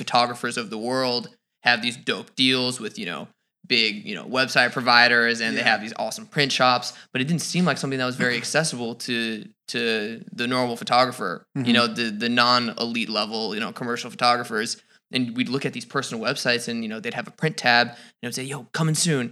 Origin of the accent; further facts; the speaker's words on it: Minnesota, United States; I'm from Minnesota.